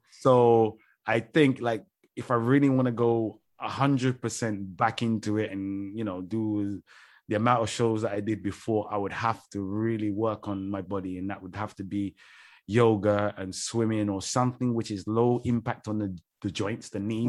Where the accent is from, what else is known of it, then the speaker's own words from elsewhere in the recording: London, United Kingdom; moved away; growing up in London, every pool I ever went to was freezing cold